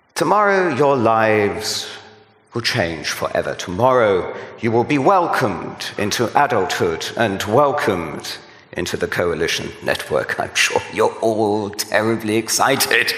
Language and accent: English; United Kingdom; I'm a Brit.